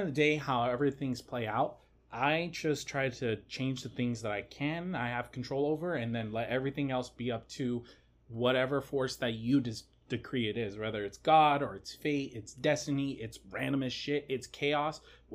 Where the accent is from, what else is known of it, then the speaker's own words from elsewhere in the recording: United States; being American.